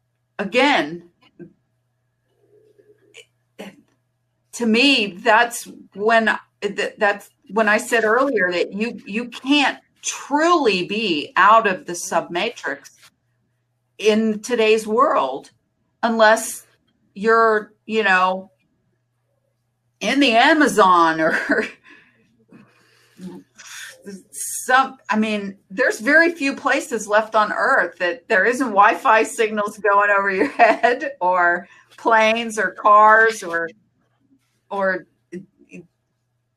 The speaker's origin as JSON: {"language": "English", "country": "United States", "said": "as an American"}